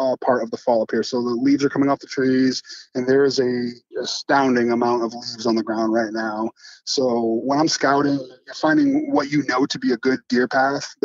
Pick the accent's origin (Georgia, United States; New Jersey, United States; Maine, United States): Maine, United States; moved away as an adult; now in Texas, United States; my family settled in Maine when I was a small child. So I lived most of my time in Maine